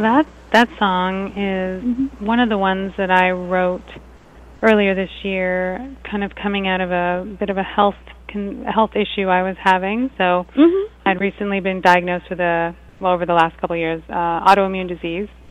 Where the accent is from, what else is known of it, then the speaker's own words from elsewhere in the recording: Toronto, Ontario, Canada; the venue is right in my hometown